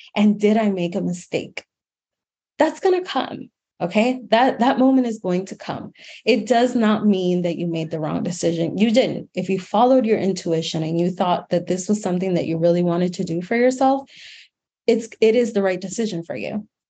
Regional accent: Miami, Florida, United States; also born or lived in New York City; my hometown in Miami, Florida

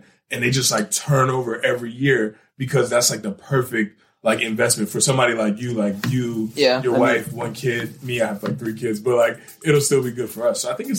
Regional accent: Annandale, Virginia, United States; I'm from Annandale

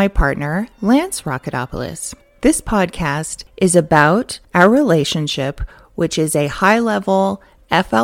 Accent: California, United States; I'm originally from California

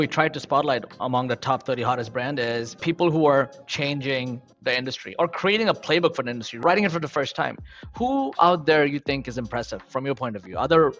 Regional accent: Queens, New York, United States; moved away; I grew up near Queensbridge. I ran to Queensbridge every day. I grew up in the projects since I've been an immigrant since 15, wow, and then worked my way up. But I grew up right next to where … is.

